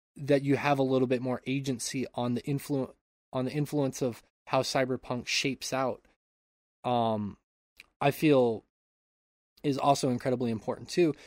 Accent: Montana, United States; moved away; I grew up in Montana my enti-, uh, for my entire childhood and p, a large part of my adulthood

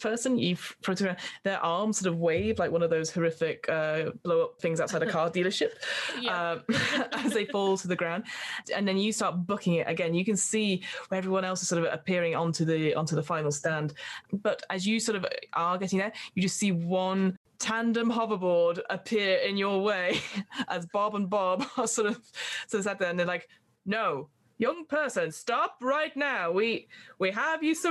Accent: United Kingdom; accent: British; my British accent

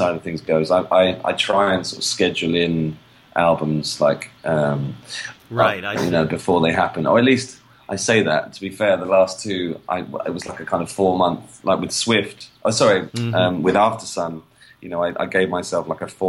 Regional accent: London, United Kingdom; I grew up in London. Raised in London

